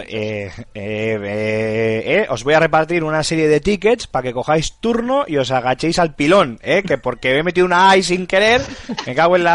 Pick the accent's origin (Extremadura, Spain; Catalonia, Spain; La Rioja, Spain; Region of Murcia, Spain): La Rioja, Spain; mi pueblo en La Rioja